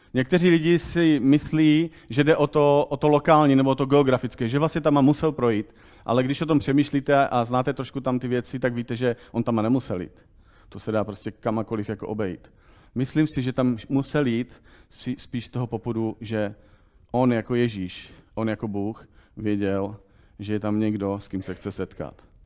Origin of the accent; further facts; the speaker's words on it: Czechia; my jako Češi